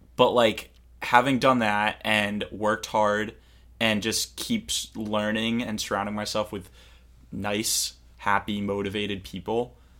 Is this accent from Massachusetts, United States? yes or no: yes; Cape Cod, Massachusetts, United States; I'm from Cape Cod. Massachusetts.